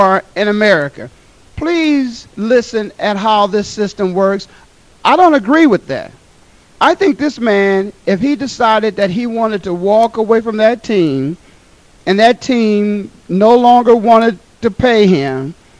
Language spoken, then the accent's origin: English; Ohio, United States; my hometown, my home state, Ohio